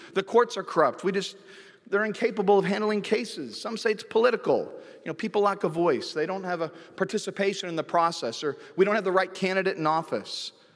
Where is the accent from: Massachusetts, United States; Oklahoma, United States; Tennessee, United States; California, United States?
California, United States; Santa Cruz; my hometown of Santa Cruz, California